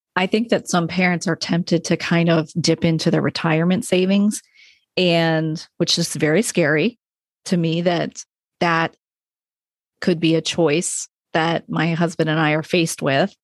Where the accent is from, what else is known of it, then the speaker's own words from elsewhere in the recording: Rochester, New York, United States; moved away; I'm from New York State and I went to a state school